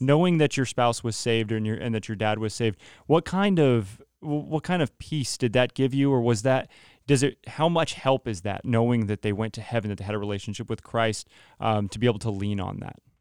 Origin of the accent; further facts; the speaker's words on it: Modesto, California, United States; moved away as an adult; we're from the Modesto area